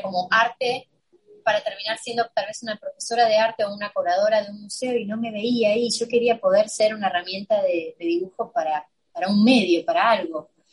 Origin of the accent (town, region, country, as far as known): Buenos Aires, Argentina; now in United States